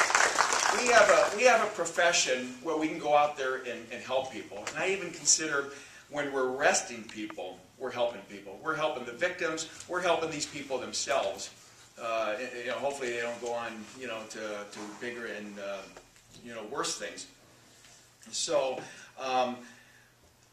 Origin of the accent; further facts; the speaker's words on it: Omaha, Nebraska, United States; I was born and raised in Omaha, Nebraska